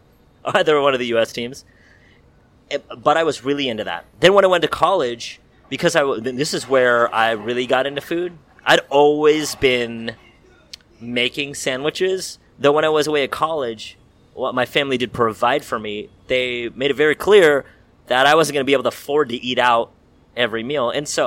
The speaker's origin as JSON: {"language": "English", "town": "San Francisco", "region": "California", "country": "United States", "tie": "born or raised there", "also_born_or_lived": "Davis, California", "said": "Well, I grew up in San Francisco, born and raised."}